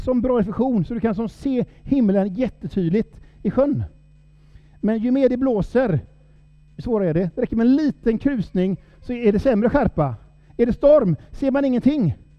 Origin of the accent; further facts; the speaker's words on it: Sámi, Norrland, Sweden; Jag är ju same, som jag sa. Eh, stolt same.